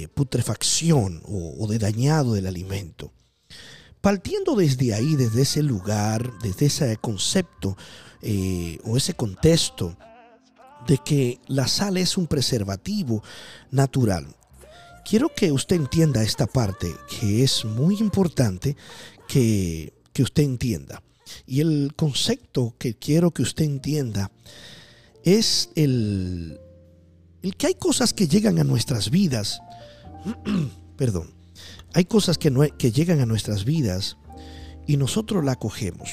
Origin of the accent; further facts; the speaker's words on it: Dominican Republic; Yo soy de la República Dominicana